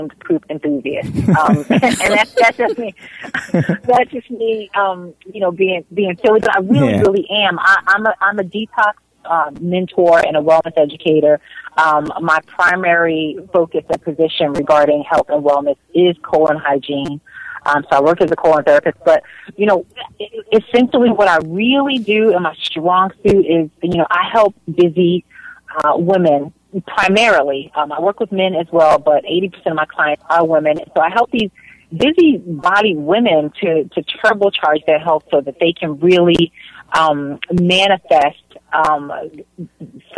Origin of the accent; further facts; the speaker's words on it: New Jersey, United States; moved away; I'm from Jersey